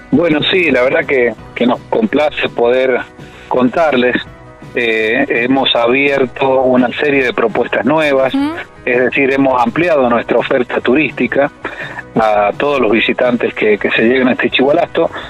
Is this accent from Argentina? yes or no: yes; Valle Fértil, San Juan, Argentina; yo soy de Valle Fértil